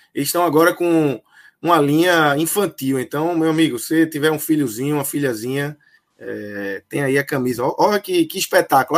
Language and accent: Portuguese; Northeast, Northeast Brazil, Brazil; nascido e criado no Nordeste